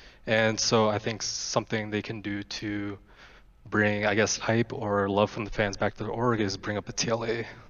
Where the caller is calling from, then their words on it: Minnesota, United States; I am calling from Minnesota.